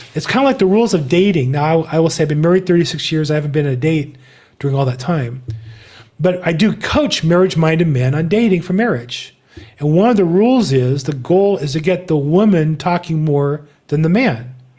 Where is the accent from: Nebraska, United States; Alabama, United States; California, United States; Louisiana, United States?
California, United States; I'm from California